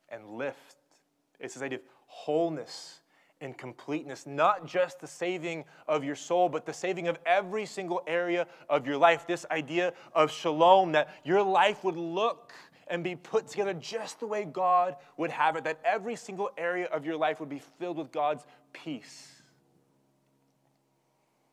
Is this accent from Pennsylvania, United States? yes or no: no; Oklahoma, United States; growing up in Oklahoma, I have a bedroom upstairs, and it's surrounded by trees